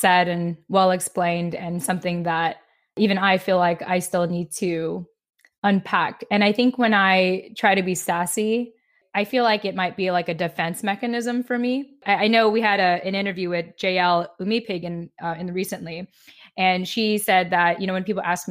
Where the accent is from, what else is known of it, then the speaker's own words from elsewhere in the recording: Philippines; I think for as long as I'm Filipino, which is basically the rest of my life